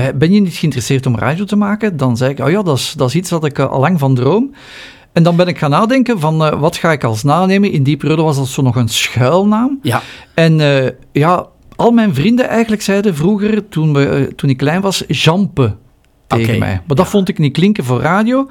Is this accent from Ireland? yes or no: no; Flanders, Belgium; hier bij ons in Vlaanderen